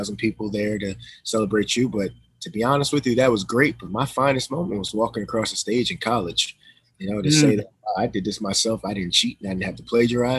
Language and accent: English; Amityville, New York, United States; I'm from Amityville